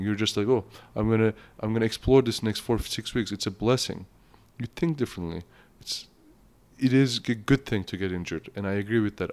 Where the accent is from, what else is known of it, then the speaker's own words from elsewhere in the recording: Turkey; English is a second language; also born or lived in Kamloops, Canada; now in Canada; I'm from Turkey. It's a Muslim country.